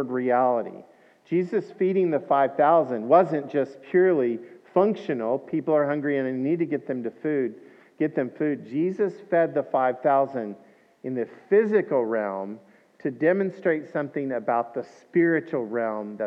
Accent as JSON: {"language": "English", "region": "Scotland", "country": "United Kingdom", "said": "I'm Scottish"}